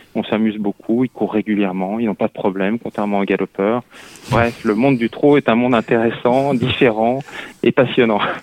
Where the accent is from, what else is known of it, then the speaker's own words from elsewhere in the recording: Lyon, Auvergne-Rhône-Alpes, France; moved away as an adult; also born or lived in Mayenne; now in Paris, France; je suis un lyonnais pur souche qui avait plutôt envie de rester à Lyon